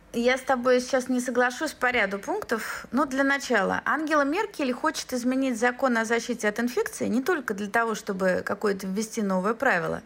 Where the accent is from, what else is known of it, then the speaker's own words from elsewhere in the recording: Moscow, Russia; moved away as an adult; now in Berlin, Germany; Москва, мой родной город